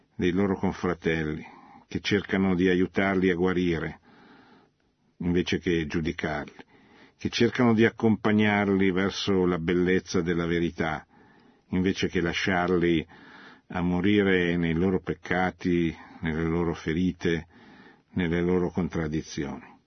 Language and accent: Italian; Italy